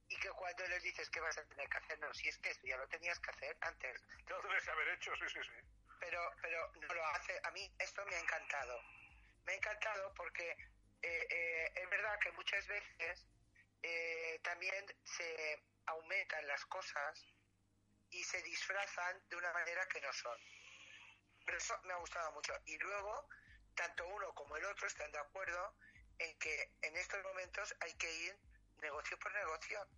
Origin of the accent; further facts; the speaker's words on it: Palma, Balearic Islands, Spain; no soy mallorquina, yo nací ¿Eh? aquí